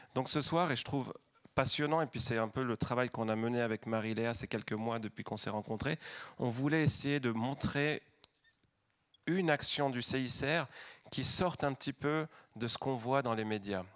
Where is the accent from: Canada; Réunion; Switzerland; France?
Switzerland; La Chaux-de-Fonds, Neuchâtel; moved away; je suis originaire de la Chaux-de-Fonds